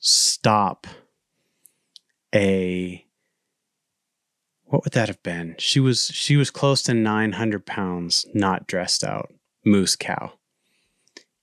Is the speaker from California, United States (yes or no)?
no; Maine, United States; moved away; also born or lived in Alaska; I grew up in Maine